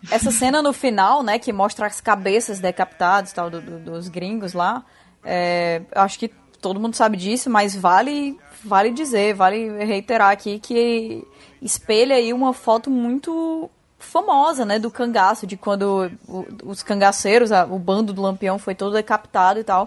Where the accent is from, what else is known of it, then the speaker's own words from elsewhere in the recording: Northeast Region, Brazil; accent: Northeastern; com o meu sotaque